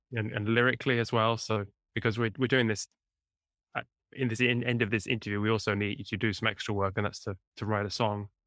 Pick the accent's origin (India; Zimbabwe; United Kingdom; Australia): United Kingdom; near Cambridge, East of England; moved away as an adult; also born or lived in southern Italy; now in Italy; in England, near, near Cambridge, the original